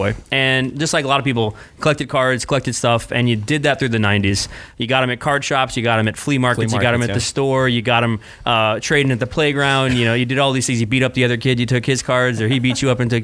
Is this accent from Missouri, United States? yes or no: yes; O'Fallon, Missouri, United States; I grew up in St. Louis, Missouri, outside of St. Louis, a little place called O'Fallon.